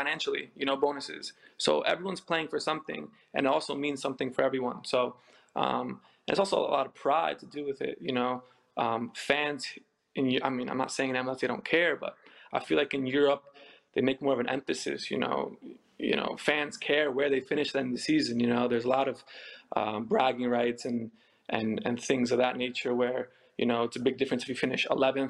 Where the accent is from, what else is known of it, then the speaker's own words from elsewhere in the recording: United States; moved away; I'm born and raised in America. My whole family's from Poland. My parents were born in Poland and we speak Polish at home